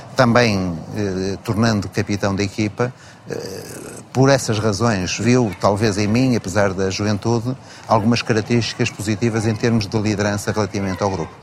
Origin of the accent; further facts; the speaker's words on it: Porto, Norte, Portugal; Vivi e cresci, eh, numa zona relativamente pobre da cidade de Porto, onde nasci